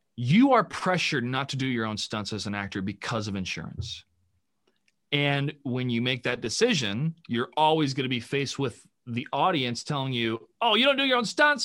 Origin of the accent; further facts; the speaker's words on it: United States; as an American citizen